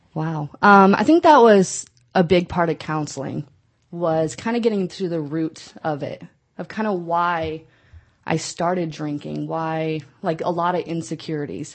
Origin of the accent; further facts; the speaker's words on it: Nebraska, United States; moved away as an adult; now in California, United States; I am from the Midwest, from Nebraska